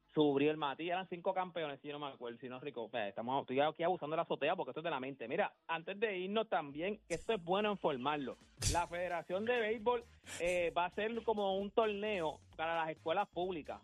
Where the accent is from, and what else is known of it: Puerto Rico